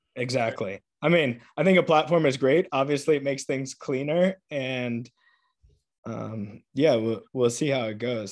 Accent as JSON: {"language": "English", "town": "Atlanta", "region": "Georgia", "country": "United States", "moved": "yes", "said": "I'm from Atlanta"}